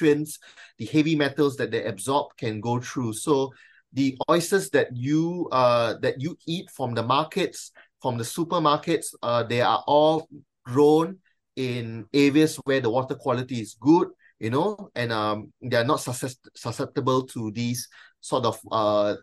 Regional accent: Malaysia; now in Australia; me being a Malaysian and of Chinese descent

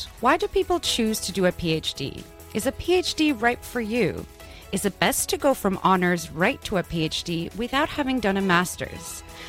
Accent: Canada; moved away as an adult; now in Australia

